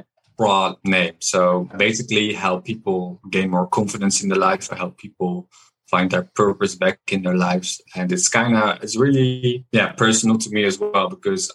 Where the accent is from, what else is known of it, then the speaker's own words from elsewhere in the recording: Amsterdam, North Holland, Netherlands; now in Valencia, Spain; I live at the moment in Spain, in Valencia, but I'm from Amsterdam, from the Netherlands